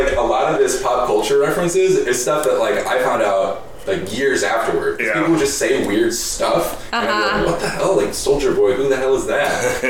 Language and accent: English; Racine, Wisconsin, United States; I grew up in Racine, Wisconsin.